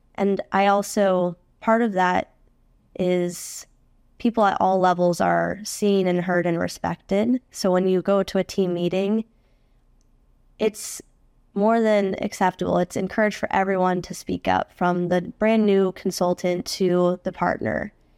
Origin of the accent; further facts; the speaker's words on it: Phoenix, Arizona, United States; moved away as an adult; also born or lived in Washington, D.C.; I grew up in Phoenix, Arizona.